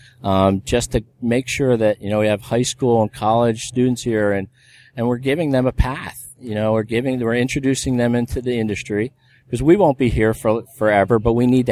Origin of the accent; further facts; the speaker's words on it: Philadelphia, Pennsylvania, United States; now in Florida, United States; I grew up in the Philadelphia region, so wind, snow, rain, hail, we're out there working on airplanes